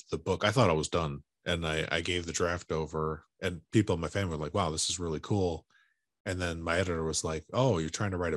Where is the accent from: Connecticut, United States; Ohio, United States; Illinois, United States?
Illinois, United States; Chicago; now in West Coast, United States; I grew up in Chicago, but been living here on the West Coast for such a long time